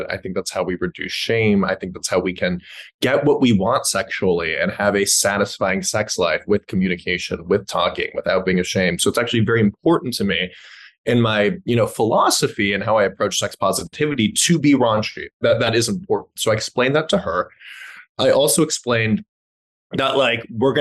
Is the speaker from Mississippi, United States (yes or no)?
no; Los Angeles, California, United States; I grew up in Los Angeles, you know, liberal Jews